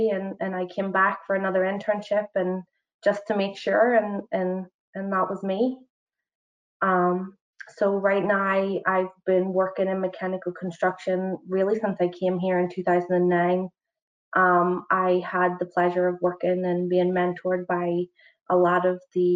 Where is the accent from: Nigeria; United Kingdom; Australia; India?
United Kingdom; Northern Ireland; moved away as an adult; also born or lived in Belfast; now in New York, United States; I am from Northern Ireland, which is very far from New York.